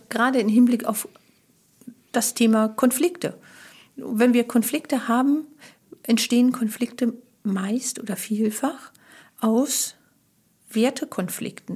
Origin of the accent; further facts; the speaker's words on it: Germany; als Deutsche